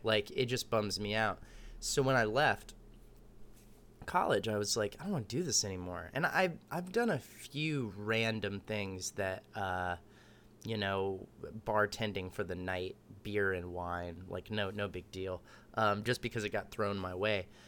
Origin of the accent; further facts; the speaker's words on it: Austin, Texas, United States; also born or lived in Dallas; I was born in Dallas, raised in Austin